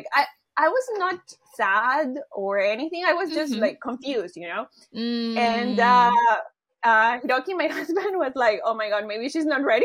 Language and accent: English; Honduras; moved away as an adult; now in Chiba, Japan; I am from Honduras.